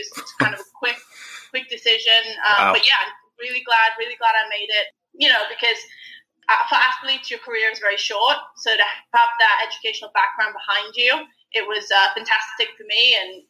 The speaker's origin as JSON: {"language": "English", "region": "England", "country": "United Kingdom", "also_born_or_lived": "Florida, United States / New York, United States / North Carolina, United States", "moved": "as an adult", "lives_now": "United States", "said": "I'm originally from England, if you can't tell by the accent."}